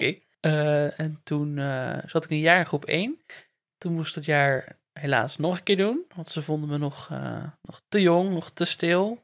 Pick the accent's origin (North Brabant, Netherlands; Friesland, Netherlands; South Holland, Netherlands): North Brabant, Netherlands; Werkendam; in Werkendam ben ik ook echt geboren